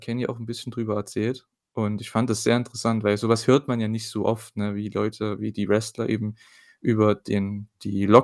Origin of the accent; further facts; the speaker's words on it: East Germany, Germany; muss ja mal ein bisschen äh, Wortgewandtheit hier reinbringen, vor allem von mir als Ostdeutscher.